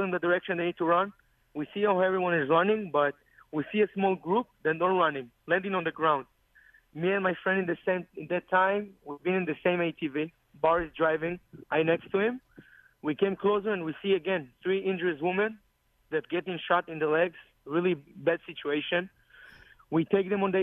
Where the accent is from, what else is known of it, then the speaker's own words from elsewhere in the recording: Israel; English is a second language; I'm from Cologne in Israel.